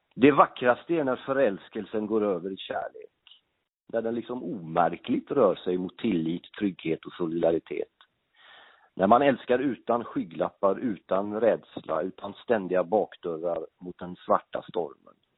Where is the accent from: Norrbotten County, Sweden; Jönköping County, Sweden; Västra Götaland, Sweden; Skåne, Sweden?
Västra Götaland, Sweden; Gothenburg; moved away as an adult; also born or lived in Norrköping; now in Stockholm, Sweden; jag är ju uppväxt i Göteborg, bodde i Göteborg mina första 30 år